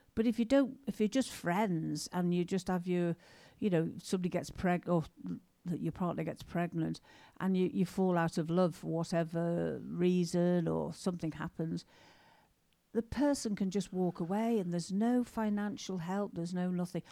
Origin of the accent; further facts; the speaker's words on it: England, United Kingdom; we're English